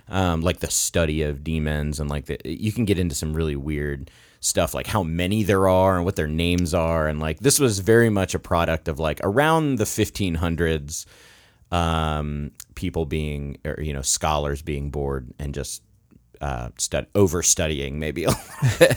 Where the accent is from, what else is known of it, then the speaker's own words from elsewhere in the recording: Florida, United States; now in Virginia, United States; I grew up in Florida